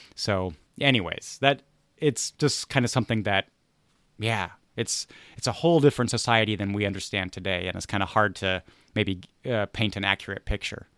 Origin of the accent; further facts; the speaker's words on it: United States; I'm an American